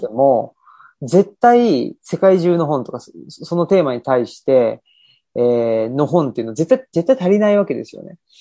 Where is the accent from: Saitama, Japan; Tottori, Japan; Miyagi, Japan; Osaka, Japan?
Saitama, Japan; Urawa; moved away as an adult; also born or lived in Tokyo / Kansai; 埼玉で生まれ育ってた時は